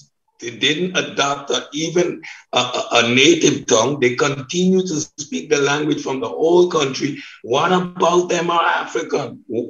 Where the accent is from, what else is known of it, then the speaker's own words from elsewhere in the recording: Sint Maarten; moved away as an adult; also born or lived in Europe; I'm from St. Martin, the Caribbean, but to study, we all go to Europe.